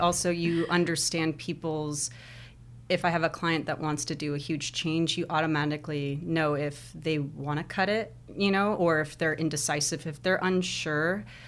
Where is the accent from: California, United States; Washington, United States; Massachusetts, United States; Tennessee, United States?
California, United States; Lake Elsinore; also born or lived in Anaheim, California; I was born in, uh, California, uh, Anaheim, and then my family moved around a lot through Southern California, and they, I don't know if you've heard of Lake Elsinore?